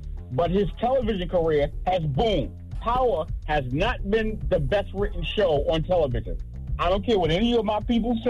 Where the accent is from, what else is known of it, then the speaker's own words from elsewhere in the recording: Brooklyn, New York, United States; now in Atlanta, United States; I never listened to …, and I live here in Atlanta now. I'm from Brooklyn. I live here in Atlanta now.